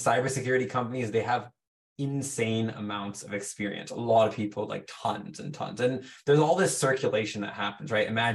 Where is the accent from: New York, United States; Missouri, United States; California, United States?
California, United States; San Jose; I'm born and raised in the Bay Area, right? So it's California, essentially, San Jose